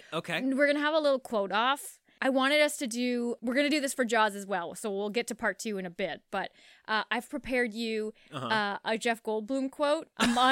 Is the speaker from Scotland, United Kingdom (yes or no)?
yes; Scotland, United Kingdom; moved away; You know, the first attraction I ever built when I came down from Scotland, it was a flea circus, Petticoat Lane.